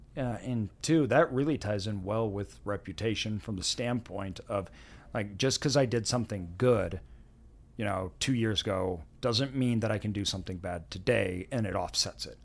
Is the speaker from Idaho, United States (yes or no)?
yes; Meridian, Idaho, United States; I grew up in Meridian